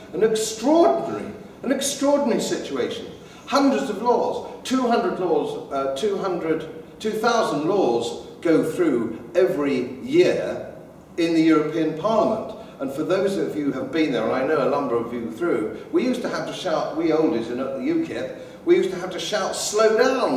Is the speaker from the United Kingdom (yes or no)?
yes; England, United Kingdom; I'm an Englishman brought up in England